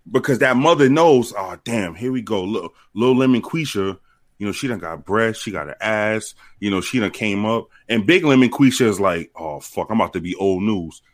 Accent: New York City, New York, United States; when I was growing up in New York

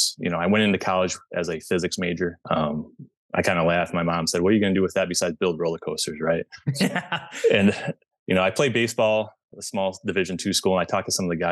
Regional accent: Michigan, United States; moved away as an adult; now in Chicago suburbs, United States; I'm originally from Michigan, but I live in the, now I've lived in the southwestern most suburbs of Chicago for about the last 7 years

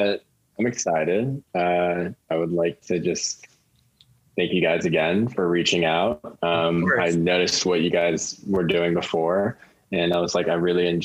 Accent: Palos Verdes, California, United States; I grew up in Palos Verdes in Southern California

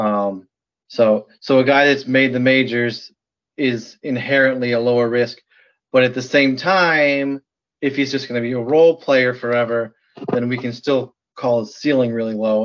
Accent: Michigan, United States; also born or lived in New Jersey; now in Wisconsin, United States; I was born in New Jersey, grew up in Michigan, and live in Wisconsin

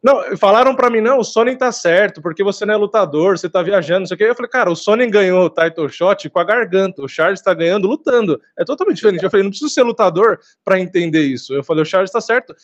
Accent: São Paulo, Brazil; sou daqui de São Paulo.

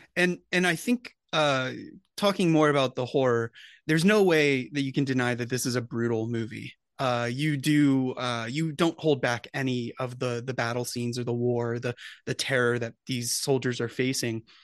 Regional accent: United States; as an American viewer

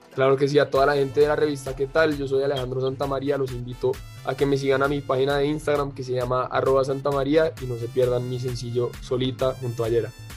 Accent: Bogotá, Colombia; yo soy colombiano, eh, nací en Bogotá y me crié acá.

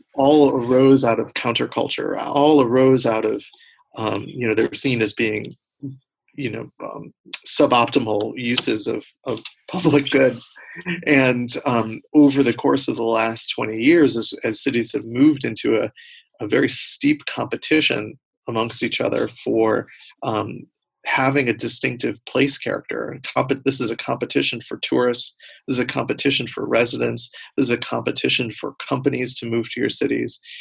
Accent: United States; as an American

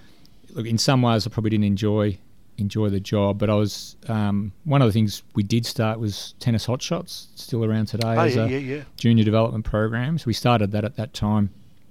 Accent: Altona, Victoria, Australia; So I grew up in the West, went to Sea Home Primary School in Altona, and then to what was St Paul's, now Emmanuel College in Altona North.

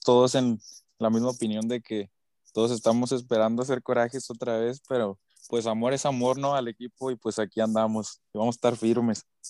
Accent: Tijuana, Baja California, Mexico; soy de aquí, yo vivo aquí en Tijuana

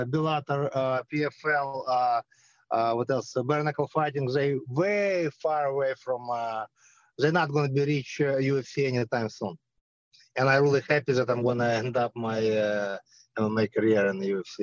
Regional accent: Belarus; moved away; I'm from Belarus. I grew up by Chernobyl

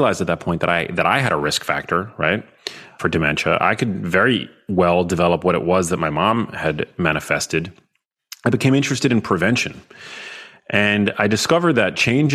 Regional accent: New York, United States; I'm from New York.

